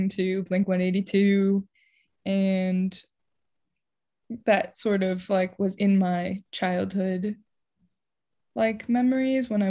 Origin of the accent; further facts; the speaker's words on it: San Diego, California, United States; Uh, I'm from San Diego, and that's it.